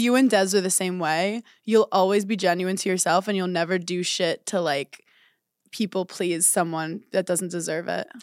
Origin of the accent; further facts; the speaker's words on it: New York, United States; I'm a New Yorker